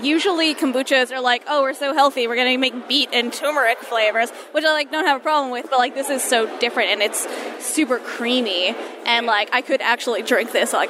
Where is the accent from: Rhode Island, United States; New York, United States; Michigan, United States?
New York, United States; Woodmere; I'm also from Nassau County.